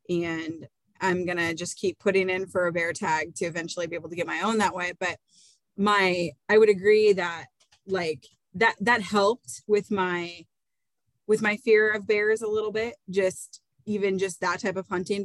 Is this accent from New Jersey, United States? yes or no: no; Iowa, United States; growing up in Iowa